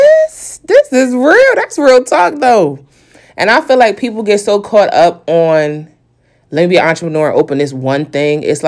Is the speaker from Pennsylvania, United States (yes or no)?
no; New York, United States; I'm a New Yorker